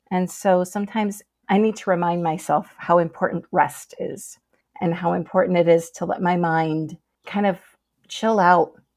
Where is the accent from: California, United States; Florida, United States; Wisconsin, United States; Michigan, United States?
Michigan, United States; I'm a lifelong Michigander